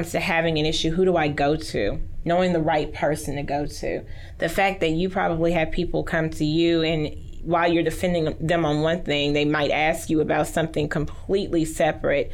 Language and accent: English; Haughton, Louisiana, United States; now in Shreveport, United States; I grew up in Houghton.